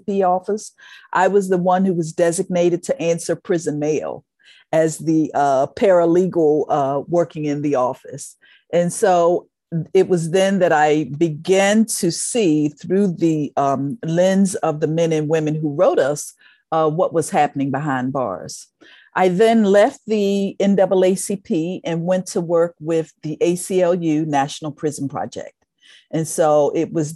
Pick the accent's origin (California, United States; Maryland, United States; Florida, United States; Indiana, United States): Maryland, United States; Baltimore; I am a native Baltimorean, born and raised in Baltimore